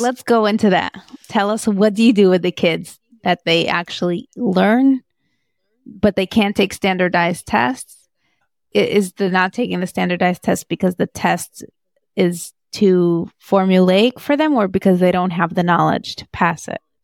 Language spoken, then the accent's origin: English; Moscow, Russia; moved away; I grew up in Moscow